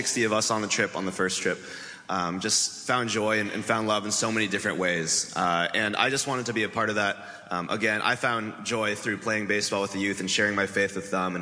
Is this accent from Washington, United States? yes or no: yes; Bellevue, Washington, United States; I grew up in Bellevue, Washington